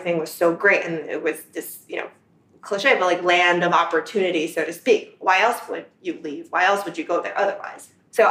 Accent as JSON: {"language": "English", "region": "New Jersey", "country": "United States", "tie": "born or raised there", "also_born_or_lived": "Xi'an, China", "second_language": "English", "moved": "as an adult", "lives_now": "New York, United States", "said": "I spent my childhood in Central Jersey, where there were, in fact, a lot of other immigrants"}